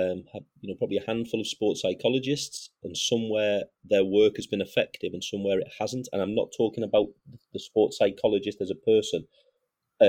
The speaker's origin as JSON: {"language": "English", "country": "United Kingdom", "said": "I'm 38 and I'm British and I've coached my national team."}